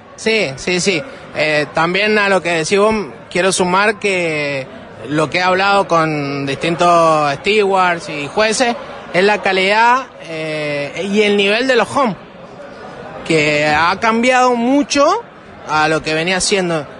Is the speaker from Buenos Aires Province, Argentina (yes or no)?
no; northern Mendoza, Argentina; nosotros somos del norte de Mendoza, en la valle. Tenemos fincas, viñedos eh, propios